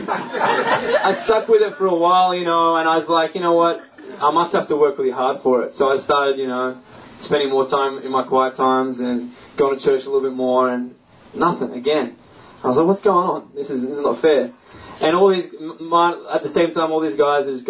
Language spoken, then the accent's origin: English; Australia; I'm from Australia